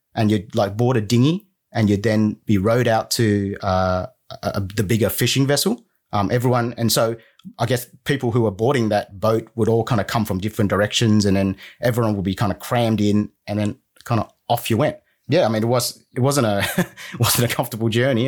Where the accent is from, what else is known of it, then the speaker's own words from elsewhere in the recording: Sydney, New South Wales, Australia; also born or lived in Vietnam / United Kingdom; So I was born in Vietnam in 79. We came to Australia in about 86. We were refugees. And I pretty much grew up in Sydney